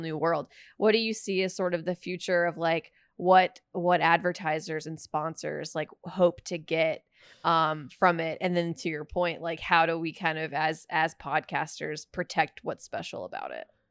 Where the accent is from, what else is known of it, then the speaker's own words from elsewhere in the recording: Alabama, United States; I'm from Alabama